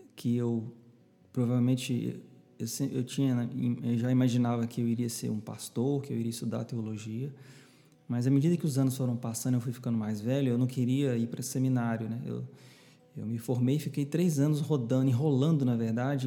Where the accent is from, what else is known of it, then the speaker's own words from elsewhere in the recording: Belo Horizonte, Minas Gerais, Brazil; moved away as an adult; now in João Pessoa, Brazil; Eu nasci em Belo Horizonte, sou mineirinho da Gema, como a gente costuma falar lá